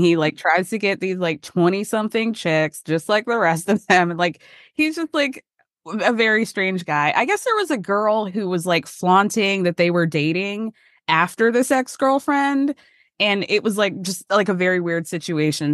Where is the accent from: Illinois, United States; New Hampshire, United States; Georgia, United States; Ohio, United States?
Georgia, United States; I grew up in Georgia